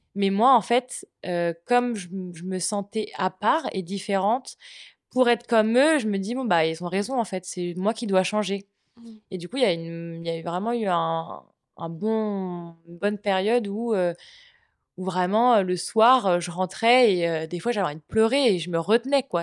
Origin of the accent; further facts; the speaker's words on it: Brittany, France; now in Nantes, France; je suis bretonne